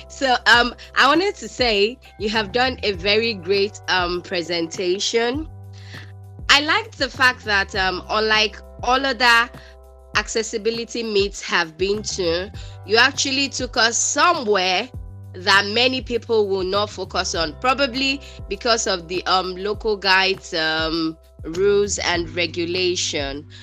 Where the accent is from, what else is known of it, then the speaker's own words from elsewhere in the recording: Nigeria; I'm from Nigeria.